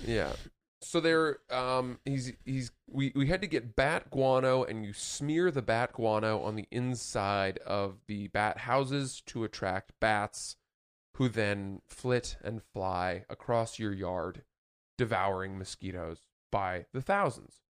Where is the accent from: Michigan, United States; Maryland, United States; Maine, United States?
Maine, United States; Growing up in Maine